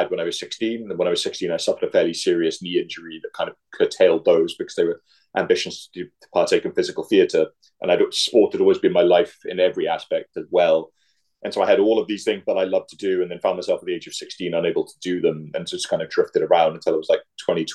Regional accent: Mumbles, Wales, United Kingdom; moved away as an adult; now in Minneapolis, United States; I'm from a small village called Mumbles, which is just outside Swansea

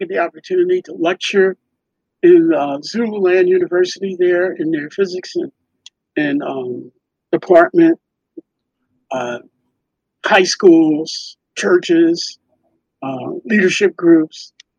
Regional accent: New York, United States; born there; now in Philadelphia, United States; There were some technical difficulties in finding my birth certificate because I was born in New York. Wasn't here in Philly.

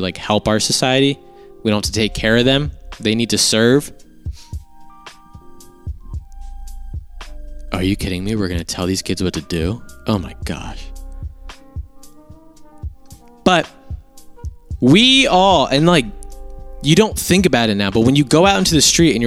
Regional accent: United States

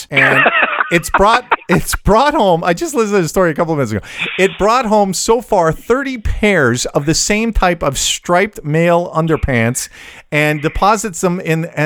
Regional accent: Canada; Very polite because we're Canadian.

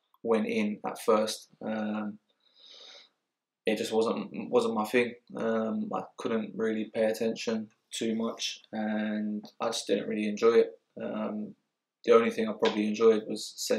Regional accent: London, United Kingdom; moved away as an adult; now in Surrey, United Kingdom; I grew up in South London, in Mitcham, and lived there till I was about 19, 20

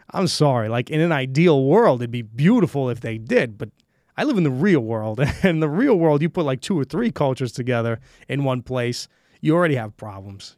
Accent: New York City, New York, United States; moved away as an adult; also born or lived in Brooklyn, New York / Queens, New York; now in Estonia; I was born and raised in Brooklyn, New York, and, uh, I moved to Queens when I was about, I think I was, like, what, six years old.

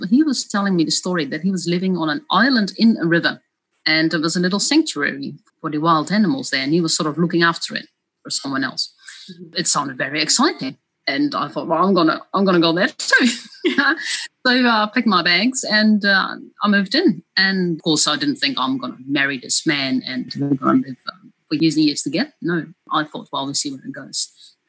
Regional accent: Netherlands; now in New Zealand; I'm from Holland originally.

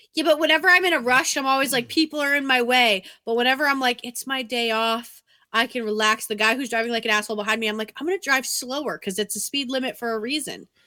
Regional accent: Massachusetts, United States; now in Connecticut, United States; I'm also from Massachusetts

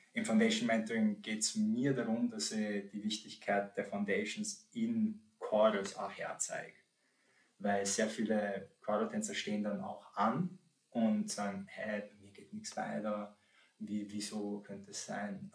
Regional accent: St. Pölten, Lower Austria, Austria; also born or lived in Poland; now in Vienna, Austria; ich bin um, ähm, aus Polen, wohne aber seitdem eher kleiner Bursche bin in, in Österreich, bin in St. Pölten aufgewachsen und wohne jetzt in Wien

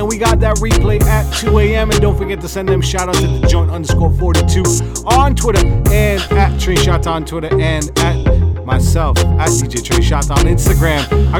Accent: Winnipeg, Manitoba, Canada; now in Toronto, Canada; I'm from Winnipeg.

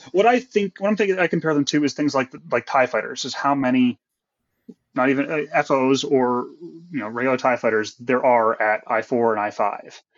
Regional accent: Connecticut, United States; also born or lived in Philadelphia area, Pennsylvania; now in Cheltenham, United States; I am originally from Connecticut, uh, but I've been living in the Philly area for about half my life now

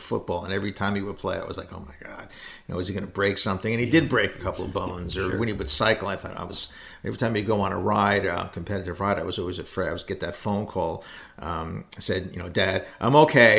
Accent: New York City, New York, United States; moved away; I grew up in New York City

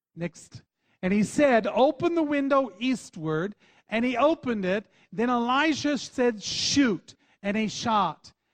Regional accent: Texas, United States; accent: Texas slang; we're from Texas, so every once in a while you'll hear that Texas slang come out of us

